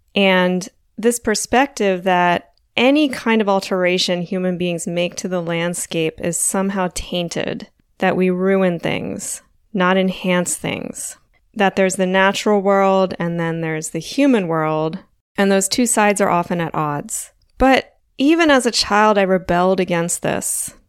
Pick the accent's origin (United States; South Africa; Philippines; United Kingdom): United States; Delaware; I grew up on the East Coast in Delaware